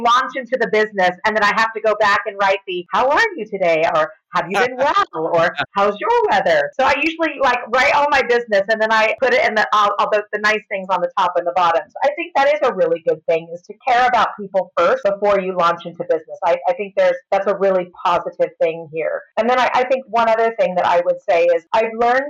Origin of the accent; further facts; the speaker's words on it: California, United States; moved away as an adult; now in United Kingdom; People say, where are you from? I'm like, California.